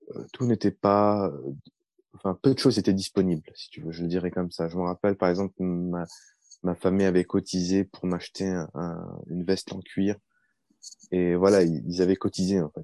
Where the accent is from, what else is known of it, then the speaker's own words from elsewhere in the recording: France; also born or lived in Baghdad, Iraq / United States; j'ai grandi euh, en France